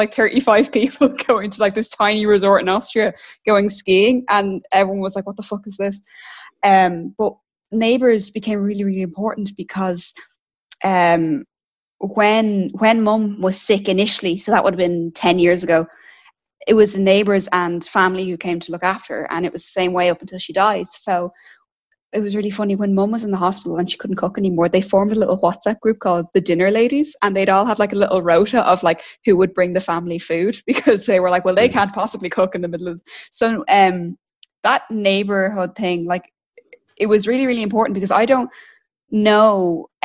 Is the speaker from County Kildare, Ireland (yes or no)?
yes; Straffan, County Kildare, Ireland; also born or lived in Dublin; I'm originally from Kildare, so I grew up in Kildare, in Strafford